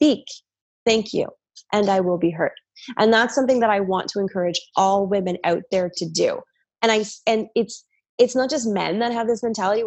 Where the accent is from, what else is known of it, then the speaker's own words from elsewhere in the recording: New York, United States; I'm a New Yorker. My dad's a New Yorker. My sister's New Yorkers